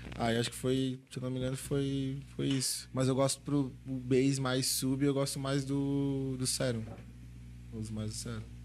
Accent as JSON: {"language": "Portuguese", "town": "Florianópolis", "region": "Santa Catarina", "country": "Brazil", "said": "lá da minha região de Floripa"}